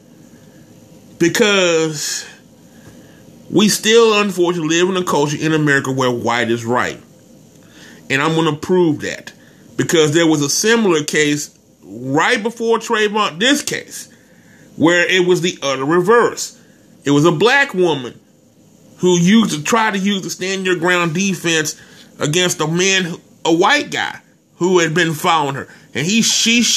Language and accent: English; Texas, United States; my home state of Texas